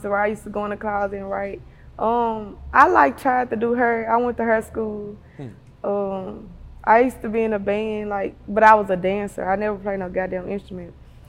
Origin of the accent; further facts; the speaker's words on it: Memphis, Tennessee, United States; I'm from South Memphis, Barley.